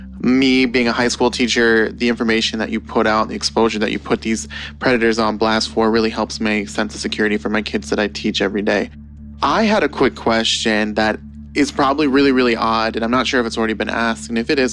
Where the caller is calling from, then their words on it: Detroit, Michigan, United States; Hi, Chris. This is … from Detroit. Go Lions.